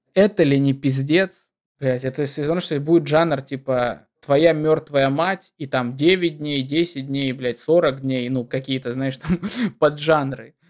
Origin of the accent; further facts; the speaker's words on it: Deputatsky, Sakha Republic, Russia; also born or lived in Yakutsk; now in Moscow, Russia; я родился в Депутатске, это такой посёлок на берегу Мариуполя, а в Якутске я прожил просто семь лет